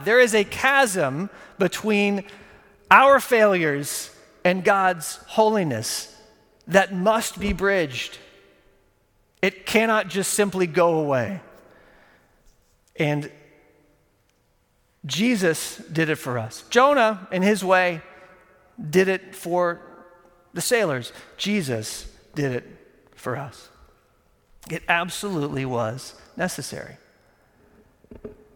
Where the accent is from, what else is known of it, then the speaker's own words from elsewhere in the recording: Texas, United States; moved away; I grew up in Texas